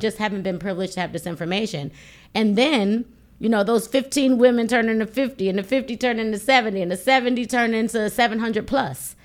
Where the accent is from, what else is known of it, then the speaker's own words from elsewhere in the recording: Buffalo, New York, United States; I'm from Buffalo, New York